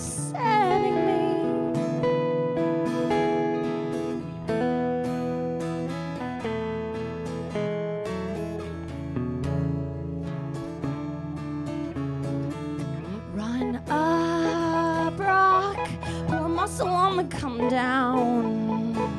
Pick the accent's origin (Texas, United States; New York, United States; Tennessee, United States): Tennessee, United States; Nashville; now in Brooklyn, United States; I'm not from these parts. I'm from Nashville